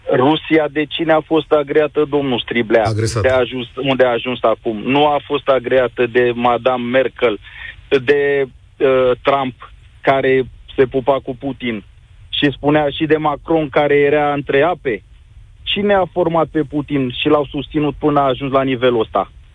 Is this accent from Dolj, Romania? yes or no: yes; Craiova, Dolj, Romania; eu sunt din Craiova.